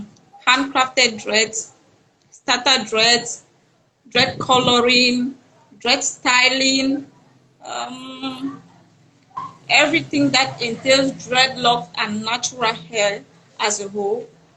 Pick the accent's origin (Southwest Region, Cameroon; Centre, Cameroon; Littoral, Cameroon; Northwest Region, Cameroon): Northwest Region, Cameroon; Bafut; now in Douala, Cameroon; from Northwest region, precisely from Bafut.